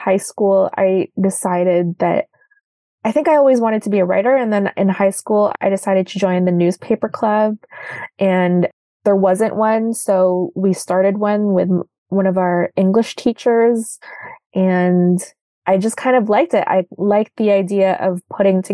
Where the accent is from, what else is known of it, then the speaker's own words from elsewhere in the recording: Toronto, Ontario, Canada; also born or lived in Makati City, Philippines; I was born in Makati City, which is part of the greater Manila area. I moved to Canada. I moved to Toronto in 2001. I was 9 years